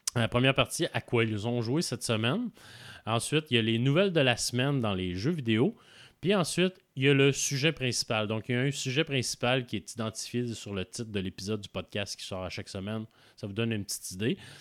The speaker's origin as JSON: {"language": "French", "town": "Quebec City", "region": "Quebec", "country": "Canada", "tie": "born or raised there", "said": "de la ville de Québec, euh, de ma ville natale"}